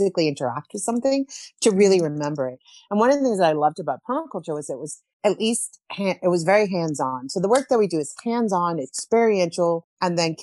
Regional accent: Bible Belt, southeastern U.S., Southeastern United States, United States; moved away as an adult; also born or lived in Chile / New York / Alaska / Guatemala; I'm originally from Chile. We moved to the United States when I was 7 years old. I grew up in the Bible Belt, southeastern part of the U.S.

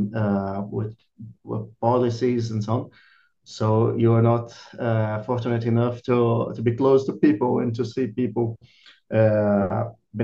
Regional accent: Rio de Janeiro, Brazil; moved away as an adult; also born or lived in Ireland / Belgium / Czech Republic; now in São Paulo, Brazil; I'm from Rio de Janeiro originally, but since I moved back from Ireland in 2019, I'm living in São Paulo

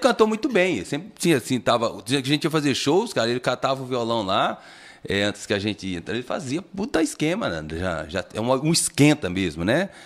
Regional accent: Francisco Badaró, Minas Gerais, Brazil; now in Taquaritinga, Brazil; Sou natural, natural de Francisco de Badaró

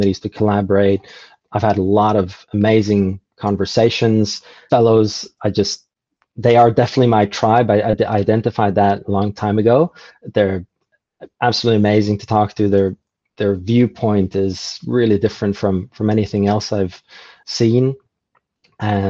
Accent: Norway; moved away as an adult; now in New Zealand; I'm from Norway originally, and Norway is an amazing place, but it's very much like a bubble.

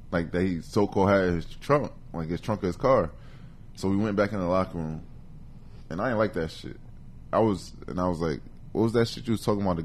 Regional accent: East Orange, New Jersey, United States; in Jersey City and I was raised in Northeast Orange.

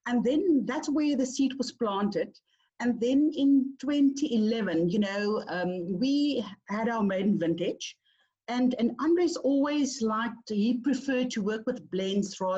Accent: Oudtshoorn, Western Cape, South Africa; I grew up in the Klein Karoo. I grew up in Oudtshoorn.

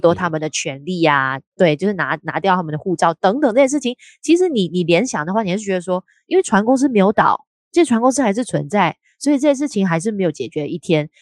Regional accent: Malaysia; 我们两位都是来自马来西亚的朋友

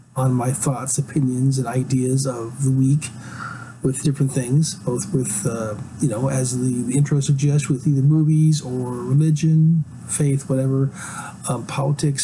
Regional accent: Alaska, United States; also born or lived in West Coast of the United States; now in Pacific Northwest, United States; I'm from Alaska

